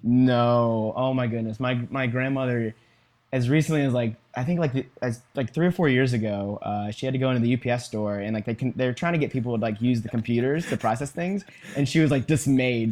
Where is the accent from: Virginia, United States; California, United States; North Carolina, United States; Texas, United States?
Virginia, United States; I was born and raised in Virginia